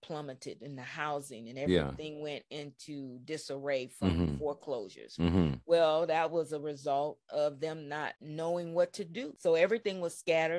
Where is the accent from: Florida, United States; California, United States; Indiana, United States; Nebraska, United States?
California, United States; growing up in California